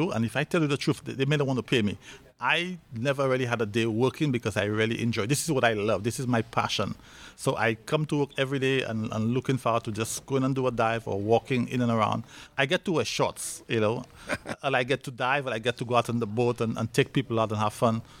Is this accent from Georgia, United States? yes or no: yes; Decatur, Georgia, United States; I grew up in Decatur, Georgia.